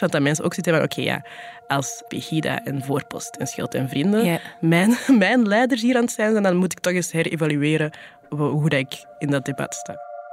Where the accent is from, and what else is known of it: Flanders, Belgium